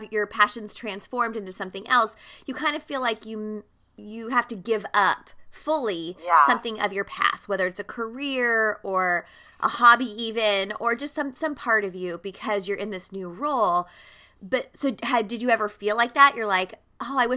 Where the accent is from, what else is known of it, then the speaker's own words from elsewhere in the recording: San Diego, California, United States; now in Camarillo, United States; I'm originally from San Diego